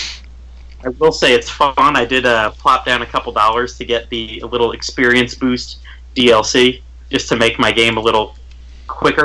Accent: St. Petersburg, Florida, United States; I'm from the St. Petersburg area

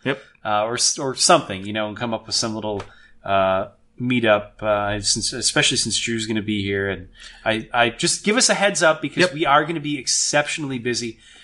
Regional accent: Merton, Wisconsin, United States; I grew up in Merton

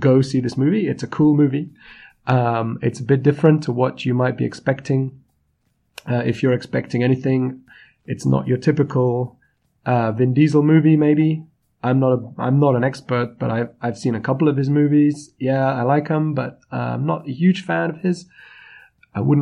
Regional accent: United Kingdom; I'm the British …

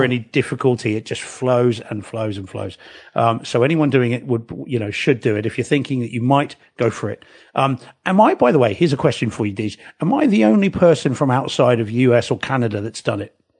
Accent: New Zealand; now in England; I am a New Zealander

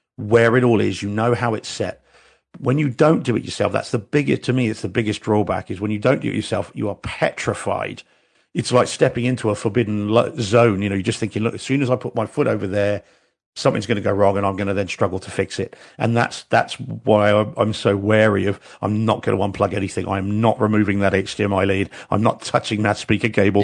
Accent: New Zealand; I'm a New Zealander and like rugby is our is our religion basically in New Zealand

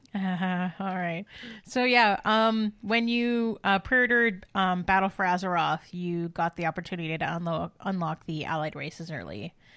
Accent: Canada; as a Canadian and an honorary Canadian

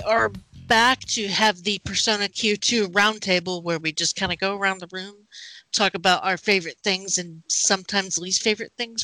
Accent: Kansas, United States; I'm from Kansas, where, you know, Wizard of Oz is like our state mascot somehow.

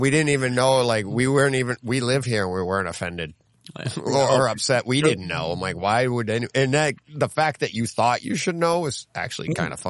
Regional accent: Boston, Massachusetts, United States; accent: Boston; I have one, but it's not like what you see in the movie. So when you hear me, you go, that's a Boston accent.

